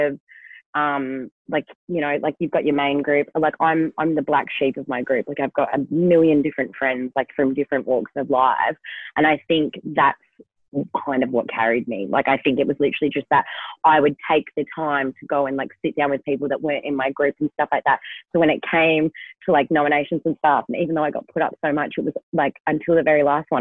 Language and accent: English; Kalgoorlie, Western Australia, Australia; I'm from Kalgoorlie